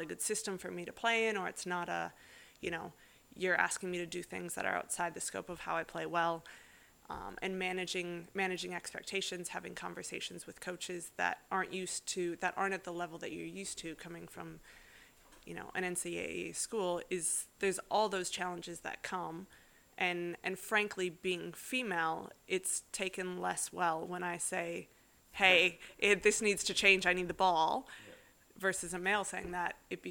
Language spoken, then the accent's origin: English; North Dakota, United States; now in Perth, Australia; I grew up in North Dakota.